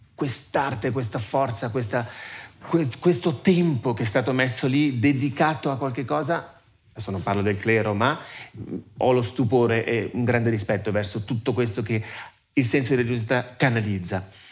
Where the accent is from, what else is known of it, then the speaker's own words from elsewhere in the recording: Ticino, Switzerland; sono nato e cresciuto in Ticino, mi sento molto legato al Ticino